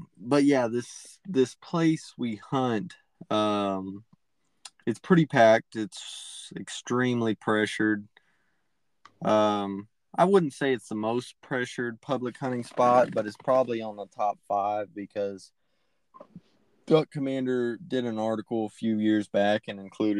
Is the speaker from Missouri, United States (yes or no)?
no; East Texas, United States; I'm from East Texas